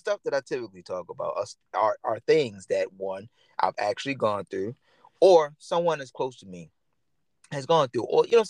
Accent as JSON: {"language": "English", "town": "Baltimore", "region": "Maryland", "country": "United States", "said": "Right, like I'm originally from Baltimore, Maryland. Everybody knows that. But I don't really represent Baltimore, Maryland."}